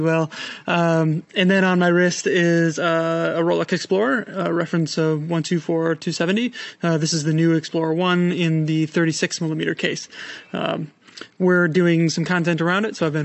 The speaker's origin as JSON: {"language": "English", "town": "Madison", "region": "Wisconsin", "country": "United States", "moved": "yes", "said": "I'm from Madison, as you know, Wisconsin"}